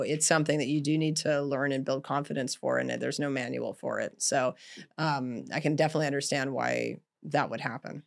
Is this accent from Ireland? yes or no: no; Canada; I grew up in Canada